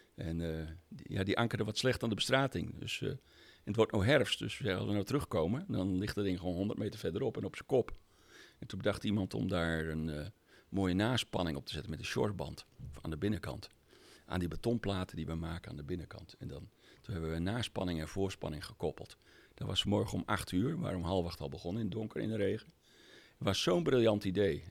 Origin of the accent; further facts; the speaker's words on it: Friesland, Netherlands; ik ben Fries van oorsprong.